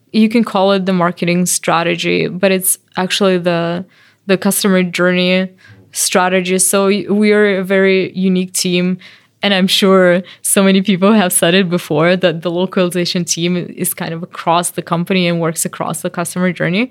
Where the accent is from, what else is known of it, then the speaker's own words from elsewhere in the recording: Belarus; moved away; I'm from Belarus